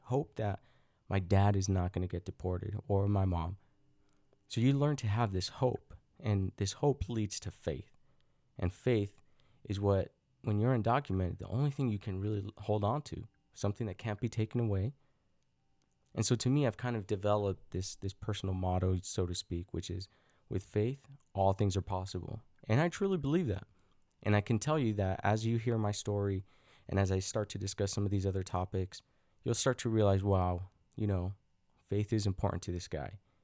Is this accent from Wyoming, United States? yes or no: no; Salt Lake City, Utah, United States; also born or lived in Mexico / Los Angeles; growing up in Salt Lake City, Utah